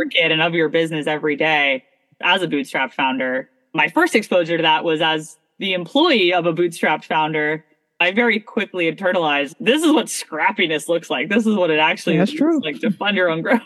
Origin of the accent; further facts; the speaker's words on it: Toronto, Ontario, Canada; also born or lived in Abu Dhabi, United Arab Emirates; now in Boston, United States; I was born in Abu Dhabi. I was raised in Toronto, Canada.